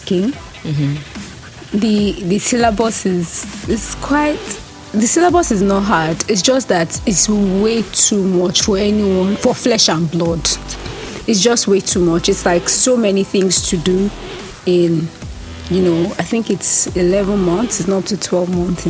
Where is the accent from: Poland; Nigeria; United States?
Nigeria; I'm Nigerian